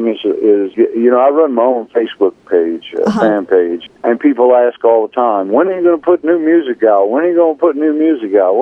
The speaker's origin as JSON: {"language": "English", "region": "South Louisiana", "country": "United States", "said": "I'm from Louisiana, South Louisiana"}